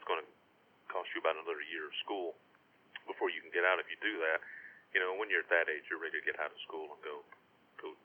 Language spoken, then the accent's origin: English; Charlestown, Indiana, United States; I grew up in Indiana in a small town called Charlestown, and right across the river from Louisville, Kentucky